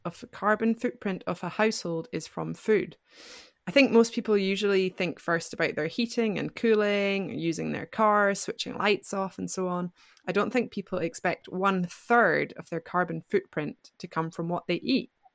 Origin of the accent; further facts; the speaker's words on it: Scotland, United Kingdom; moved away as an adult; now in France; from Scotland, and I live in France